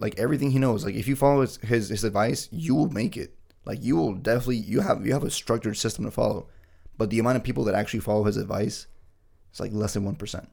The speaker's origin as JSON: {"language": "English", "country": "Bolivia", "tie": "born or raised there", "first_language": "Spanish", "second_language": "English", "moved": "yes", "lives_now": "United States", "said": "back in my hometown where I was born and raised"}